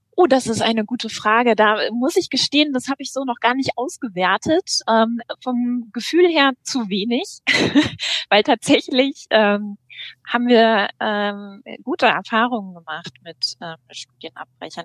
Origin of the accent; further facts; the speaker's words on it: North Rhine-Westphalia, Germany; now in Lübeck, Germany; Ich äh, bin gebürtige NRWlerin